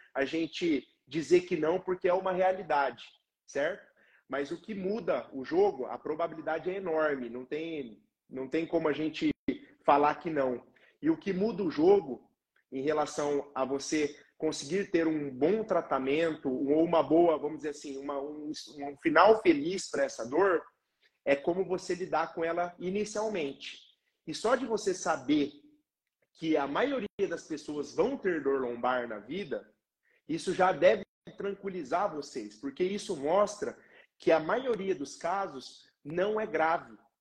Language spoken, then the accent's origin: Portuguese; Londrina, Paraná, Brazil; sou aqui de Londrina, no Paraná